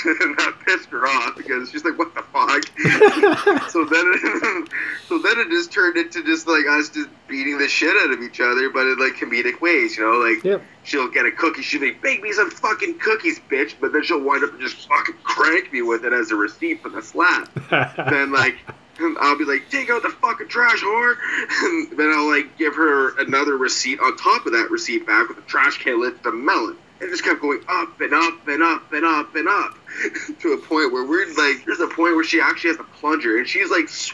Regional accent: Canada; I'm Canadian

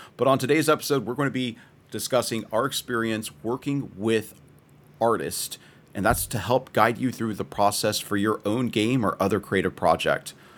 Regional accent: Texas, United States; as a Texan

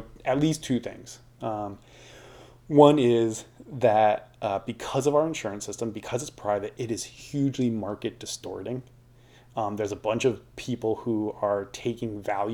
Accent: United States; as an American

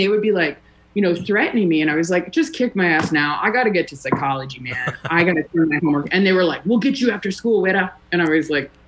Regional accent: Chicago, Illinois, United States; I grew up at Clark in Waveland.

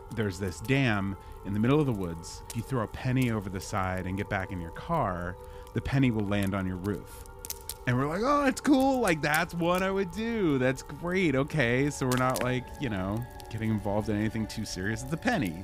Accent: New Jersey, United States; we grew up in New Jersey

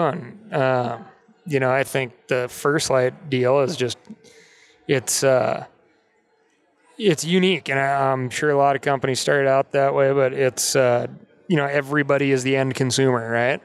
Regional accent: Montana, United States; growing up in Montana

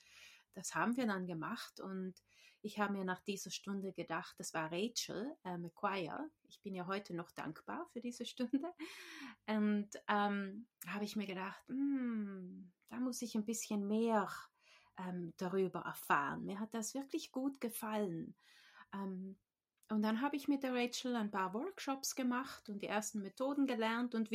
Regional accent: Trentino-Alto Adige, Italy; now in New Zealand; ich bin in Südtirol aufgewachsen, in Italien. Ähm, aber ich lebe jetzt schon seit mehr als 15 Jahren in Neuseeland. Deshalb kann ich nicht mehr so richtig gut Deutsch reden.

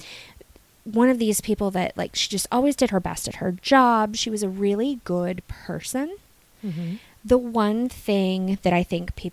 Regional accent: Gloucester, Virginia, United States; now in Twin Cities, United States; I grew up in Gloucester, Virginia. I lived there my whole life

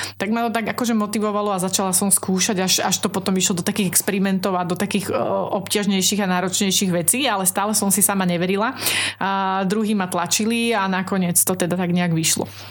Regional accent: Trnava, Trnava Region, Slovakia; moved away as an adult; now in Cífer, Slovakia; ja som pôvodne rodená Trnaváčka

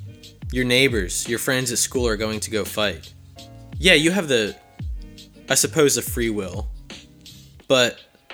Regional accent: Philadelphia, Pennsylvania, United States; I'm from the Philly area. Deal with it.

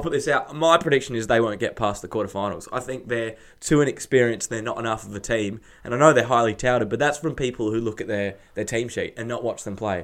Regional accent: Australia; being an Australian

